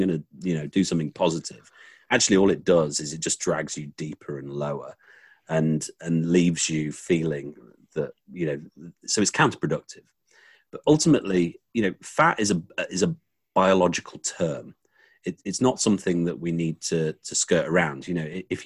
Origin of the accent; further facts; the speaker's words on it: England, United Kingdom; as someone English